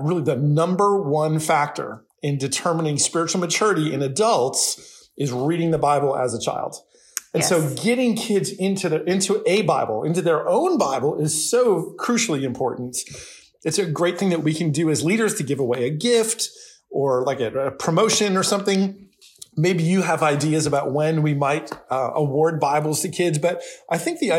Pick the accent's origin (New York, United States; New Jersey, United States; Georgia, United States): New Jersey, United States; also born or lived in California / Florida; now in Nashville, United States; I'm not from Nashville, where I grew up in New Jersey